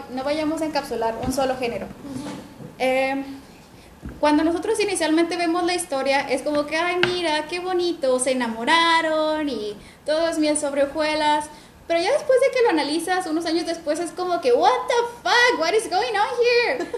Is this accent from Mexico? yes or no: yes; northern Mexico, Mexico; las creadoras somos del norte de México